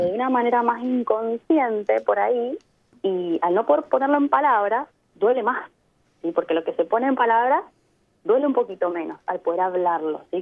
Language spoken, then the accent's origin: Spanish; Mendoza, Argentina; moved away as an adult; also born or lived in Byron Bay, Australia; now in Adelaide, Australia; Yo vengo de Mendoza, mm. en Argentina, que al pie de los Andes, ahí al lado de Chile